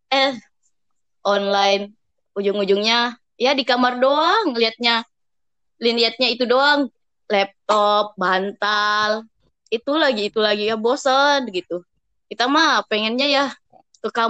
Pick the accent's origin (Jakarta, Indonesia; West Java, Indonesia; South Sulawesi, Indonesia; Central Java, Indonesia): South Sulawesi, Indonesia; Makassar; now in Bogor, Indonesia; Dari Sulawesi, ah, Makassar.